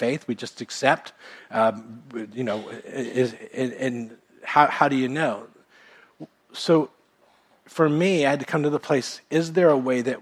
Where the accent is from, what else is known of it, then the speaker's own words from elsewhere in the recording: United States; I was born in America and went to a Baptist church growing up